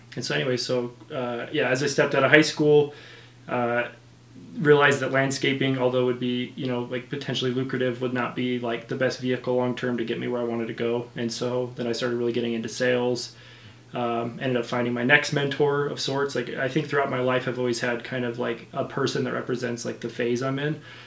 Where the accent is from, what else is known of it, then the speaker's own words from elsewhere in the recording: Utah, United States; growing up in Utah, non-LDS